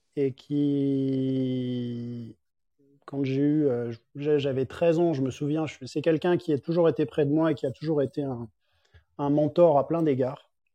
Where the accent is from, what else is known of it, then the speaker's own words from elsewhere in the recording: Paris, Île-de-France, France; moved away as an adult; also born or lived in Biarritz; now in Geneva, Switzerland; je suis parisien de base et j'ai grandi vécu à Paris toute ma vie